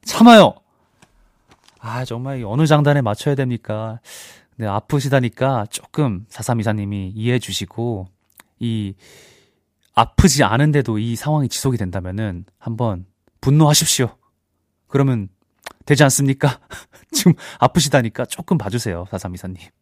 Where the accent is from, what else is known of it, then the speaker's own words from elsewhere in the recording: Busan, South Korea; 저도 이제 부산 출신이라서